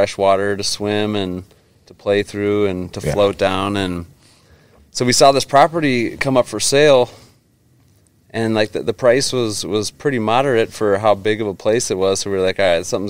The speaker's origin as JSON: {"language": "English", "region": "Minnesota", "country": "United States", "tie": "born or raised there", "said": "growing up in Minnesota"}